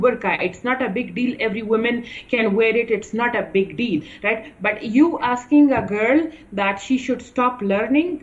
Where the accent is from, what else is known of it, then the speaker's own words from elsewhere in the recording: Kandahar, Afghanistan; I come from Kandahar